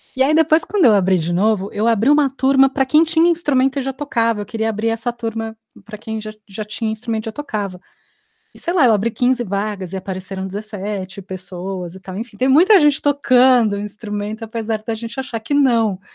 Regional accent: São Paulo, Brazil; moved away as an adult; also born or lived in Brasília; now in Formosa, Brazil; eu sou de São Paulo, sempre atuei lá. E em 2013 eu, eu vim para Brasília para fazer mestrado

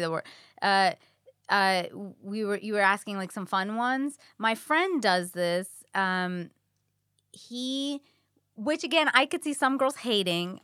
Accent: New York, United States; now in Los Angeles, United States; I'm a New Yorker.

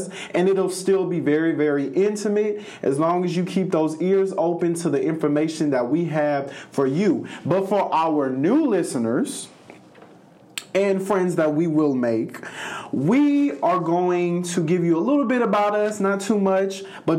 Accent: Los Angeles, California, United States; now in Jefferson City, United States; I am from Los Angeles, California. Shout out to my West Coast people out there

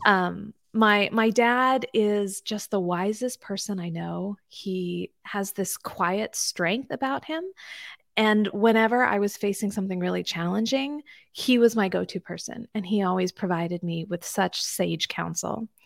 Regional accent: D.C., Maryland, United States; I grew up in Maryland, just outside of Washington, D C

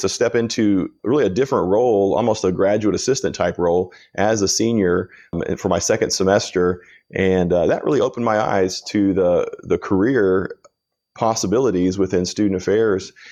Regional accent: Kansas, United States; I grew up in Kansas

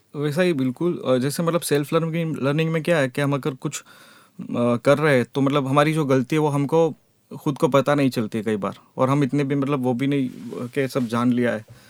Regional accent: Porbandar, Gujarat, India; moved away as an adult; also born or lived in Jamnagar; मैं पोरबंदर से हूँ

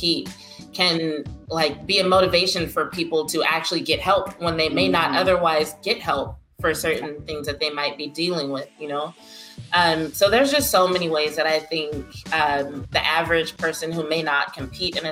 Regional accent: Lake Charles, Louisiana, United States; my hometown of Lake Charles, Louisiana

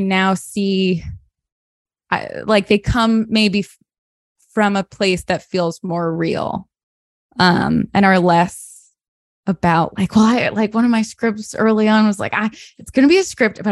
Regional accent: Sarasota, Florida, United States; moved away; my hometown, Sarasota, Florida

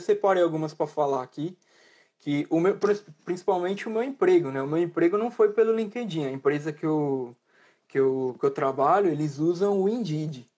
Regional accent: Brazil; moved away as an adult; also born or lived in Italy; now in United Kingdom; eu, como um bom brasileiro

